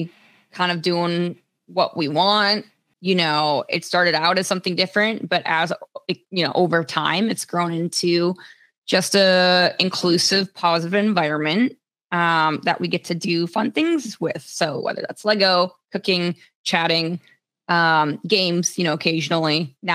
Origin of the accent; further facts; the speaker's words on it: Minnesota, United States; The summer is usually held in Minnesota, so that's like my hometown